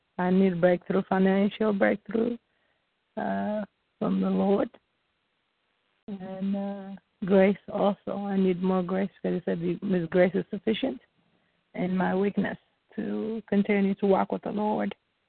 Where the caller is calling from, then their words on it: Ohio, United States; I'm calling from Ohio.